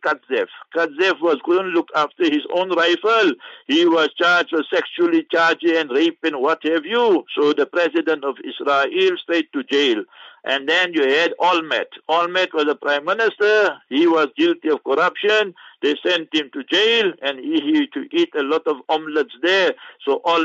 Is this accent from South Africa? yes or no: yes; South Africa; also born or lived in Rustenburg; We are South African citizens